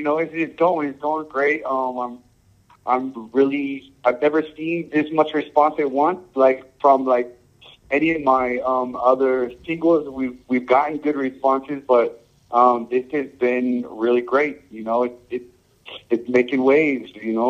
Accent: United States; born there; I was born here in America, and when I was young, you know, I always loved reggae and played reggae music

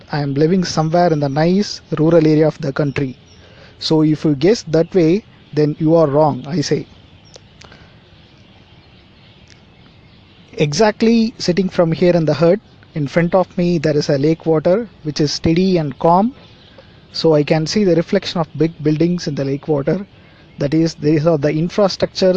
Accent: India

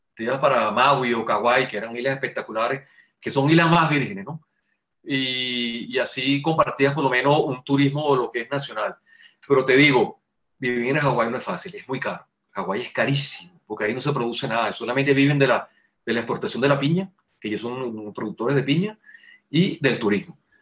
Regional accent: Venezuela; somos los venezolanos

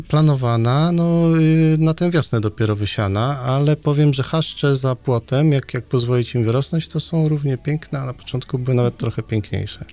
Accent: Nidzica, Warmian-Masurian Voivodeship, Poland; moved away as an adult; also born or lived in Gdańsk; now in Straszyn, Poland; pochodzę z y, małego miasteczka w warmińsko-mazurskim

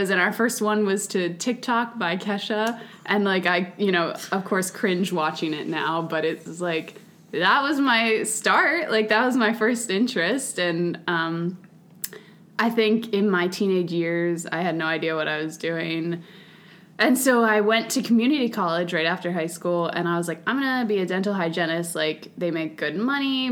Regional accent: Palmyra, Pennsylvania, United States; I grew up in Palmyra

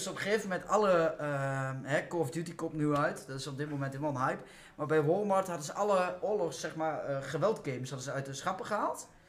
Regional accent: the East, eastern Netherlands, Netherlands; ik kom uit het Oosten

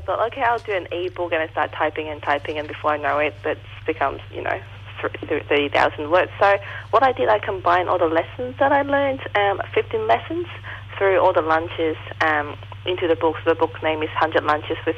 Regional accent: Hong Kong; English is a second language; moved away; I wasn't born here. I was born in Hong Kong. And English it's not my first language.

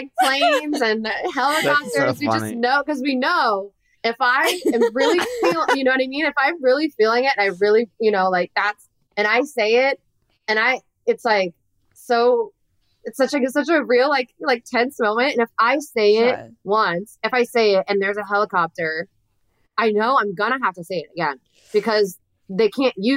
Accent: Florida, United States; I grew up in Florida, I grew up in, you know, a I don't know a better way to say this, but a red county.

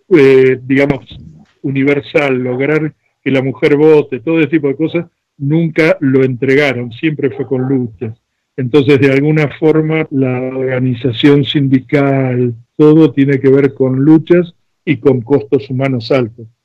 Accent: Floresta, Buenos Aires, Argentina; born there; Yo nací en Floresta, siempre tuve inquietudes

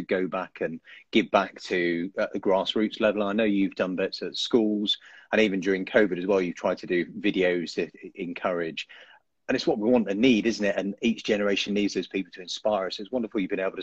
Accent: Kent, South East England, United Kingdom; I'm from Kent as well

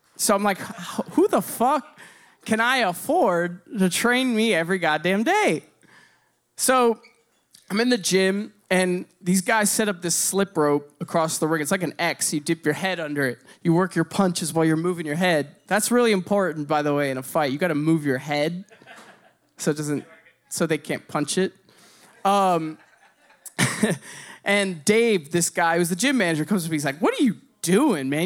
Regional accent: Bloomington, Indiana, United States; I grew up in Bloomington, Indiana

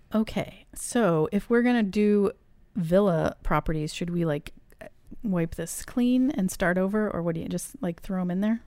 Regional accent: New England, United States; I grew up in New England

